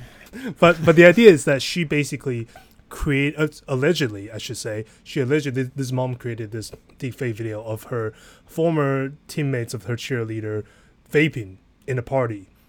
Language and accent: English; Pennsylvania, United States; my home state, Pennsylvania